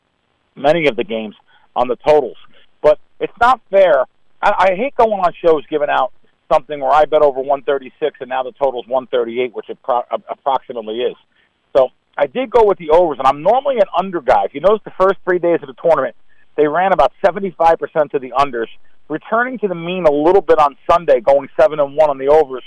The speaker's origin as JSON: {"language": "English", "region": "New Jersey", "country": "United States", "tie": "born or raised there", "said": "I grew up in North Jersey"}